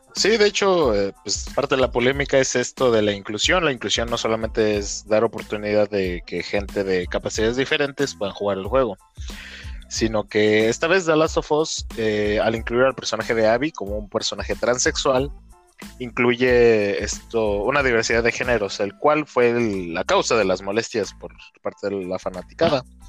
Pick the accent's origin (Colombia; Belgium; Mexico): Mexico; somos mexicanos